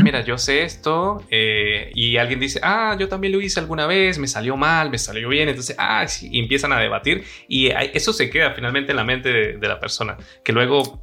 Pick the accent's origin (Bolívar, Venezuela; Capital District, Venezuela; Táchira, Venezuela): Táchira, Venezuela; San Cristóbal; moved away as an adult; now in Madrid, Spain; Yo soy de San Cristóbal, casi frontera con Colombia